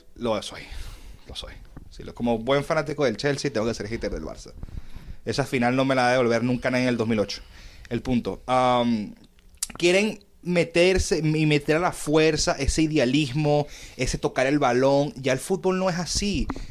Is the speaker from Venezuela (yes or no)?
yes; Caracas, Capital District, Venezuela; Yo nací en Venezuela. Soy de Caracas.